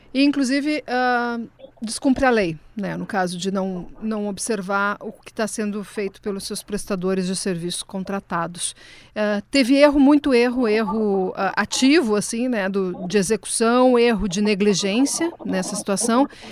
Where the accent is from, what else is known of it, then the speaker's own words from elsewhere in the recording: Rio Grande do Sul, Brazil; eu me coloco como gaúcha